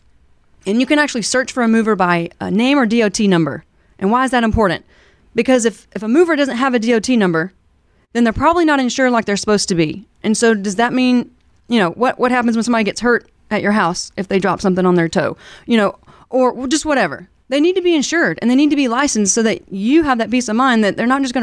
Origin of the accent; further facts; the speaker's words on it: Alabama, United States; now in Kansas City, United States; I'm not originally from Kansas City. {S0} Mm-hmm. {S1} I grew up in Alabama in the South.